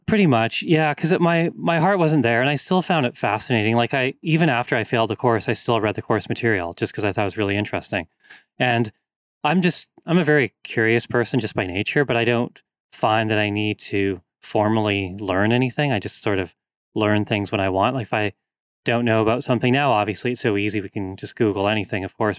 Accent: North Vancouver, British Columbia, Canada; moved away as an adult; also born or lived in Victoria, British Columbia; I grew up in North Vancouver, which is a very wooded area, lots of trails, hills, mountains

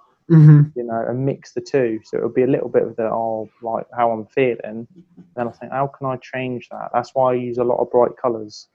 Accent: Milton Keynes, South East England, United Kingdom; I'm an artist from Milton Keynes in the United Kingdom.

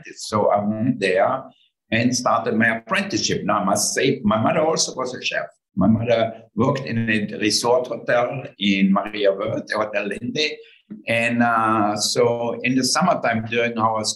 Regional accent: Austria; moved away; I grew up in Austria and totally in the countryside.

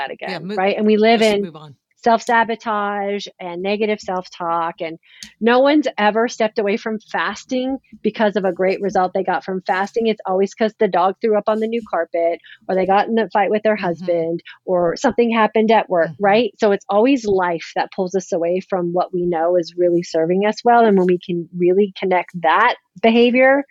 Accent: California, United States; I'm a California girl. Yes. I grew up in California.

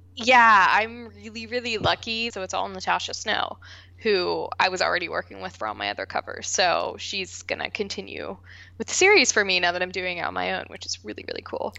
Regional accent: West Virginia, United States; moved away; I am originally from West Virginia

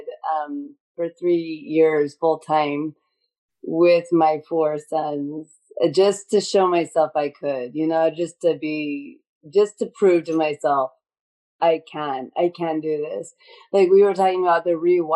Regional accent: Northern California, United States; I grew up in California, it was like Northern California

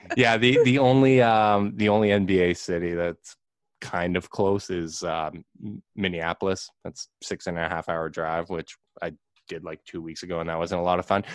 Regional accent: Winnipeg, Manitoba, Canada

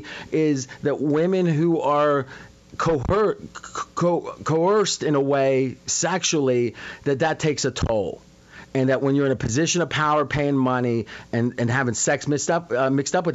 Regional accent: Ohio, United States; where I grew up in Ohio

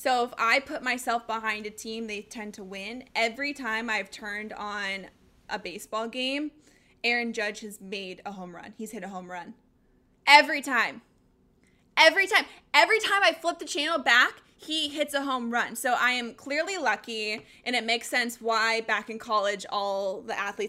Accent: Colorado, United States; now in Arizona, United States; I grew up in Colorado, been a huge Avs fan my entire life

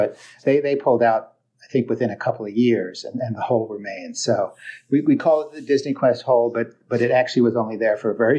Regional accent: Philadelphia, Pennsylvania, United States; So I'm 65, born and raised in Philadelphia, attended Thanksgiving Day parades as a kid

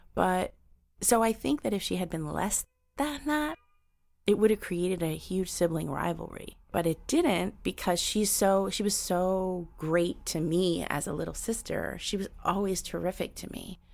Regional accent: New York City, New York, United States; I was born here. I grew up in New York. Um, I'm, I'm culturally Puerto Rican, but I'm a native New Yorker.

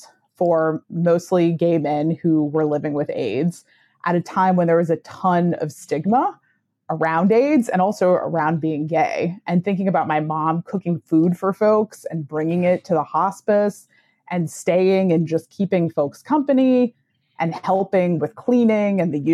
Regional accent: West Virginia, United States; born and I grew up in West Virginia

